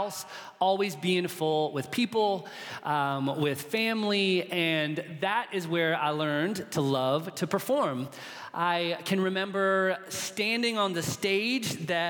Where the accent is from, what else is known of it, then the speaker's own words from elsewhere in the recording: Charlotte, North Carolina, United States; I was born in Charlotte, North Carolina, into a family